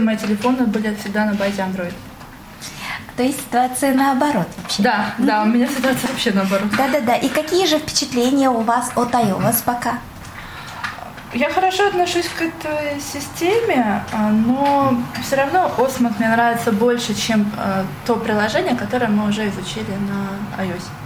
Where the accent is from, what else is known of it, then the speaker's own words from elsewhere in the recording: Chelyabinsk, Chelyabinsk Oblast, Russia; я из Челябинской области, самого Челябинска непосредственно.